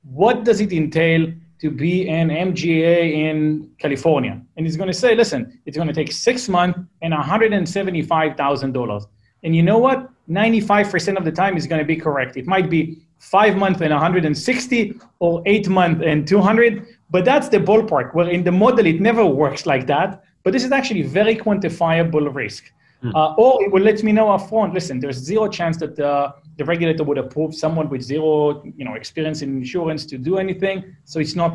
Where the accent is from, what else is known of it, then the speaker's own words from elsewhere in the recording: Israel; accent: Israeli; English is a second language; moved away as an adult; now in Palo Alto, United States; Israeli. You hear by my crappy accent that I can't get rid